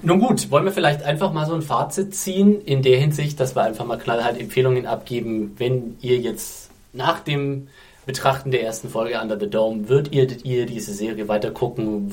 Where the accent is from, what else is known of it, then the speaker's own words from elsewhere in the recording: Germany; bei uns in Deutschland